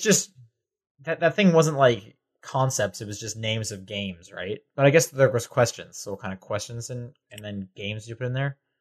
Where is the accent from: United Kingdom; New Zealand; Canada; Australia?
Canada; now in United States